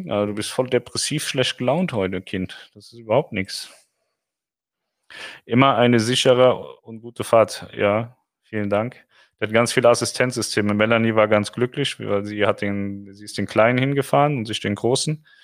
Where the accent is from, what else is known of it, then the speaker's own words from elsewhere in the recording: Munich, Bavaria, Germany; So, so, der Kreuzverlenzer mal kein Bayerisch. Das hört man als Münchnerin ja nicht so gerne.